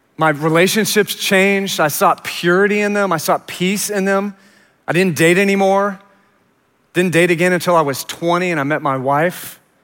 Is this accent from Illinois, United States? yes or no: no; Richardson, Texas, United States; also born or lived in Houston; we moved to Richardson when I was about four because my Dad had died when I was eight months old, suddenly. And so we moved to Richardson, and I was raised there